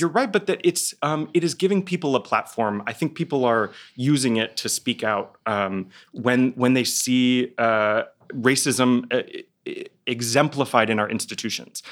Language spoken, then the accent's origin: English; Dallas, Texas, United States; moved away; I'm from Dallas, Texas